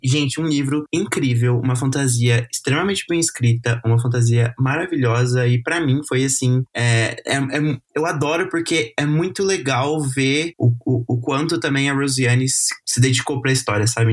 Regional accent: Brazil; como brasileiro

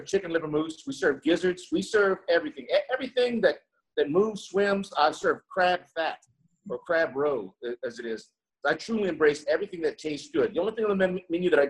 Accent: Rayne, Louisiana, United States; now in New Orleans, United States; I grew up in Rain, Louisiana, right outside Lafayette area. It's in the heart of Cajun country.

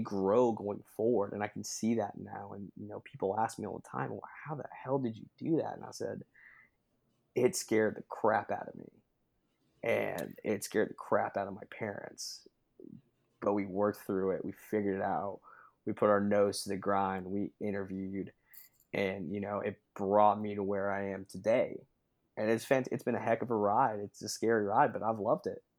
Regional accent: Sevierville, Tennessee, United States; also born or lived in Knoxville, Tennessee / Omaha, Nebraska; I grew up, uh, over in Sevierville, Tennessee, uh, about forty-five minutes out of Knoxville

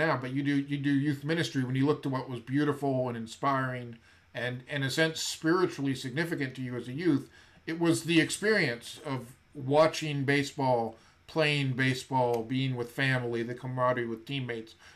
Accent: Buffalo, New York, United States; I grew up near Buffalo in New York

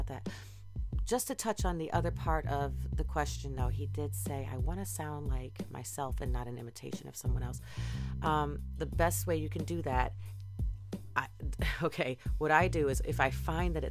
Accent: Michigan, United States; now in Boston, United States; I'm from Michigan.

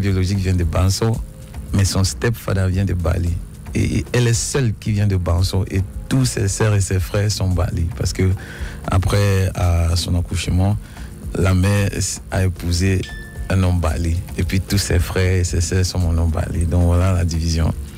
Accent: the North-West, Northwest Region, Cameroon; je viens du Nord-Ouest. Euh, mes parents viennent du Nord-Ouest, ma mère et mon père

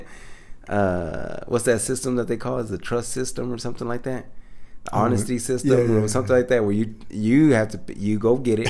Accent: Michigan, United States; But I thought they would be like, nah, this ain't shit. You know, we're from Michigan

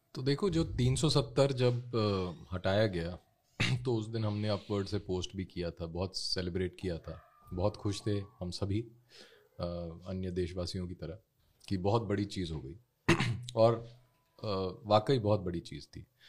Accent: Jammu and Kashmir, India

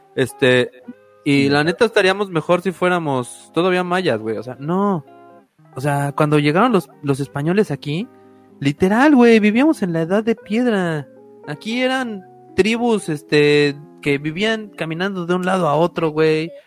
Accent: Mexico; como mexicanos

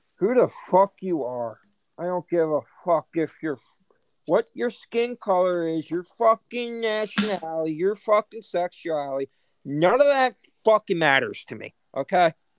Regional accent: United States; we're all American

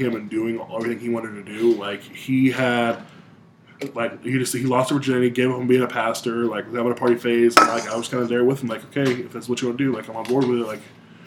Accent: Michigan, United States; moved away; I'm from Michigan

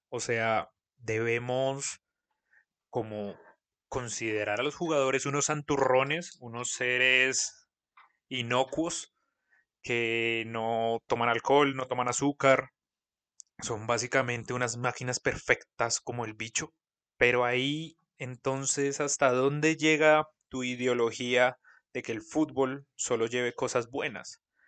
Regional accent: Colombia; nuestras diferencias como colombianos

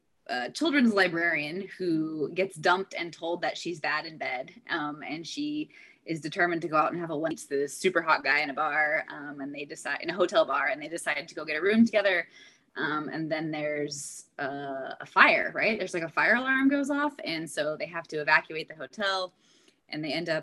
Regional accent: Northern California, United States; now in San Diego, United States; I actually grew up in Northern California and spent a lot of time in Tahoe

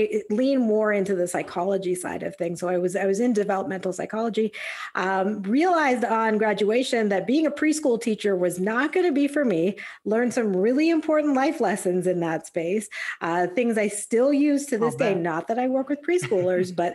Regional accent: Calgary, Alberta, Canada; moved away as an adult; also born or lived in San Diego; I'm Canadian. So I grew up back in Calgary, Alberta.

